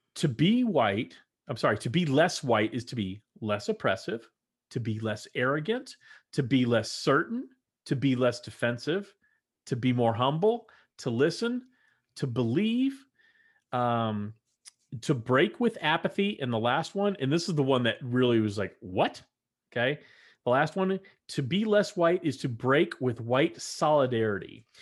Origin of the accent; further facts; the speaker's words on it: Texas, United States; moved away; growing up in Texas as a Texan